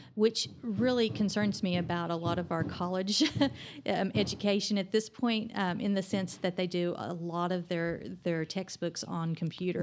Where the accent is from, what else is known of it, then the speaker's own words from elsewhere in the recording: Oklahoma, United States; also born or lived in Durham, North Carolina; now in Amarillo, United States; growing up in Oklahoma